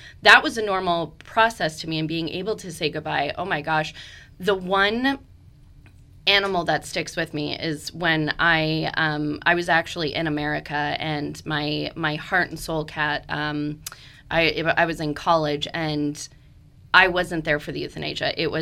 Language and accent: English; Canada; now in Fredericksburg, United States; I'm Canadian